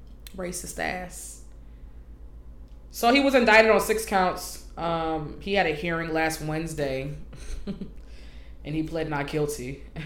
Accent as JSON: {"language": "English", "town": "Frederick", "region": "Maryland", "country": "United States", "tie": "born or raised there"}